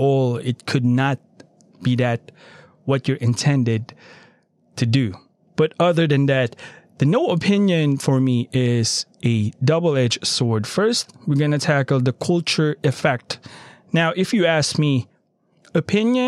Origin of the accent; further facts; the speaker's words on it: Philippines; now in United States; I am a Filipino by birth, and I am still a Filipino under that right.